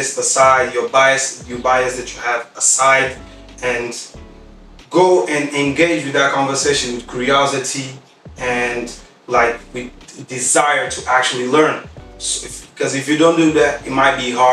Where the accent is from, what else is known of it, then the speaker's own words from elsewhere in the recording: Portugal; also born or lived in Guinea-Bissau; I was born in Guinea-Bissau. I moved here when I was like 1 year old. I studied here all my life. Portugal